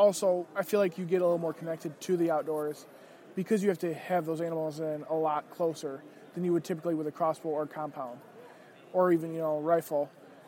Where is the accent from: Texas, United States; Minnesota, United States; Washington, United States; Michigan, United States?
Michigan, United States; moved away as an adult; now in Indiana, United States; Well, I'm originally from Michigan. I was on Michigan's Backcountry Hunters and Anglers Board. I just moved to Indiana last year and became their chair.